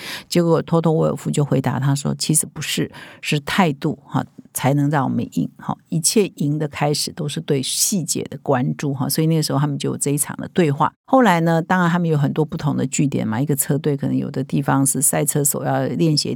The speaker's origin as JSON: {"language": "Chinese", "country": "Taiwan", "said": "我们台湾人"}